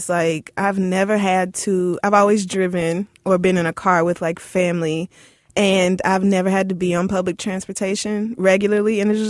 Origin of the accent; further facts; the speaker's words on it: Tulsa, Oklahoma, United States; moved away; also born or lived in Louisiana; I grew up in Tulsa